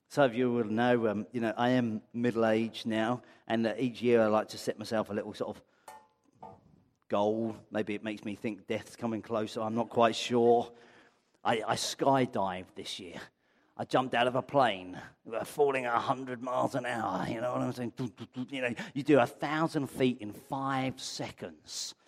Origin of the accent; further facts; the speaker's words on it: Brighton, South East England, United Kingdom; now in London, United Kingdom; I come from Brighton